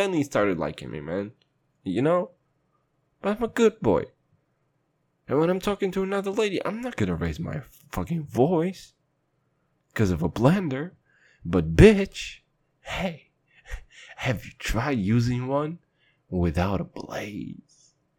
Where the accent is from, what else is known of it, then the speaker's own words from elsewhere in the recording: Kazakhstan; And I'm from Kazakhstan, and I've seen some shit.